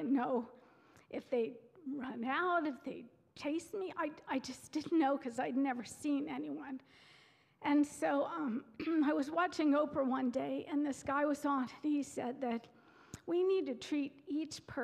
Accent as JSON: {"language": "English", "region": "Pennsylvania Dutch culture", "country": "United States", "tie": "born or raised there", "said": "I was raised in the Pennsylvania Dutch culture"}